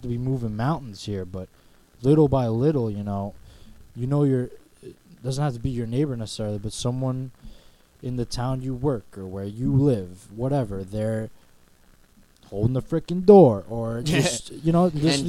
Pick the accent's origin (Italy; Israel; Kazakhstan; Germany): Kazakhstan; from Kazakhstan.